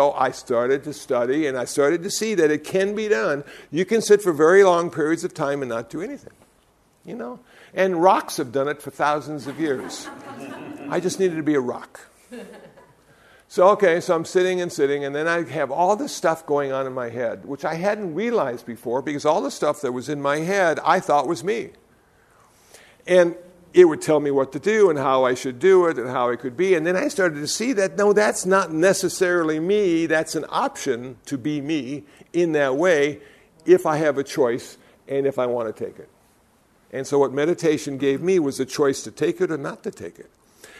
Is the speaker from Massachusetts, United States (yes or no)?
no; Iowa, United States; also born or lived in Phoenix, Arizona; I came from Iowa. I was a Lutheran. I lived in Phoenix, Arizona.